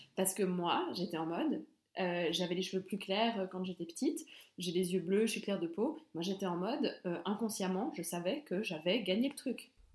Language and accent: French; Belmont-sur-Lausanne, Vaud, Switzerland; je suis de Belmont, j'étais on va pas se mentir, hein, j'étais entourée de, de, gens qui me ressemblaient